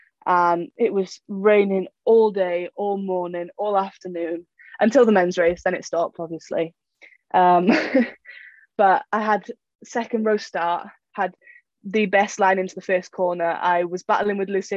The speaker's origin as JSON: {"language": "English", "country": "United Kingdom", "said": "as a Brit"}